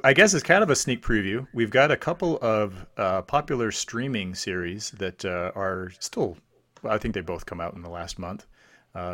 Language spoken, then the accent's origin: English; Utah, United States; growing up in Utah